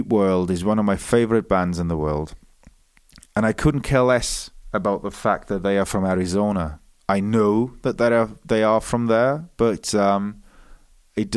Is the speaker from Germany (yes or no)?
yes; Munich, Bavaria, Germany; accent: German Welsh; first language German and English; I was born in Munich, Germany. I'm half Welsh. I was raised bilingually, so I speak English with a weird German Welsh accent.